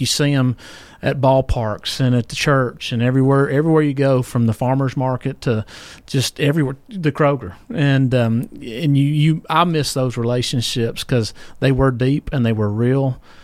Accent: Columbia, United States; I grew up in Sunnyside, so I'd ride my bike to Giant Foods

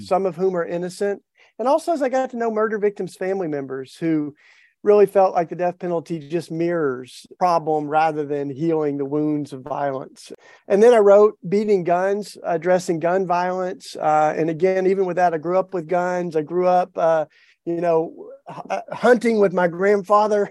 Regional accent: East Tennessee, United States; I grew up in the Bible Belt in East Tennessee

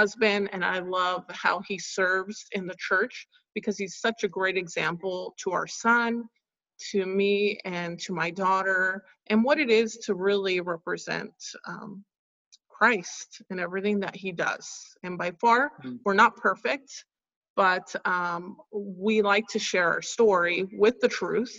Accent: California, United States; born there; and I was born in California.

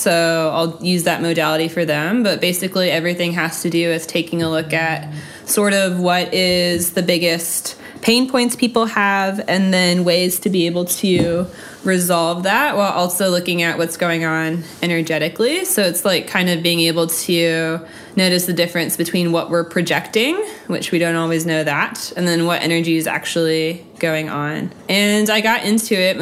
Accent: North Carolina, United States; moved away as an adult; also born or lived in Germany; now in Atlanta, United States; I grew up in North Carolina, and then I went to Germany for a year, and then I moved here after.

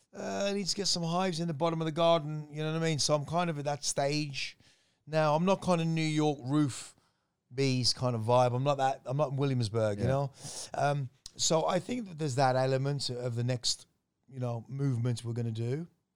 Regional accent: Thailand; being able to say I grew up in Thailand.

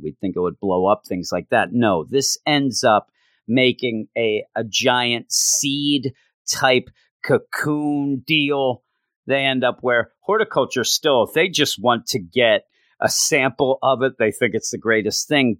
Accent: East Coast, United States; I am from the East Coast. East Coast forever

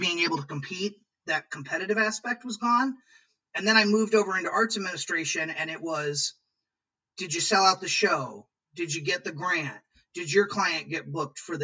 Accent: Peoria, Illinois, United States; also born or lived in New York; now in Lansing, United States; I'm from Peoria, Illinois originally

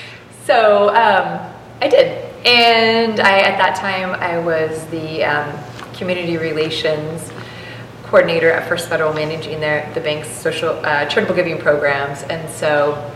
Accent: McMinnville, Oregon, United States; if you were born and raised here, which I was

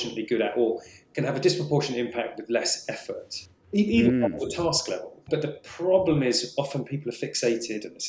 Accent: England, United Kingdom; also born or lived in Scotland; I was born in Scotland. I've lived nearly all my life in England.

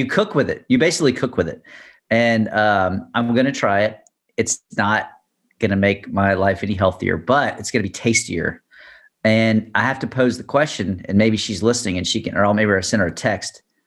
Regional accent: Baton Rouge, Louisiana, United States; I'm from Baton Rouge

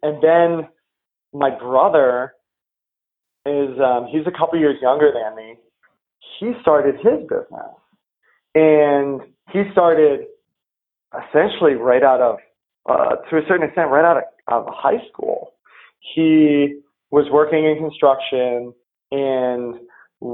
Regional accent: New England, United States; I grew up in New England

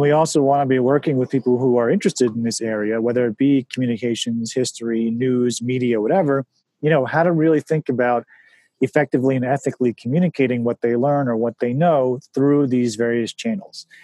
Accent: White Plains, New York, United States; White Plains is an amazing place to grow up. The schools were amazing

